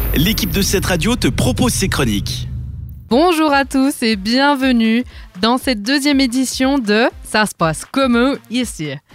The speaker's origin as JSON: {"language": "French", "town": "Lausanne", "region": "Vaud", "country": "Switzerland", "said": "mon lieu d'origine, c'est Lausanne. Et je suis une pure vaudoise."}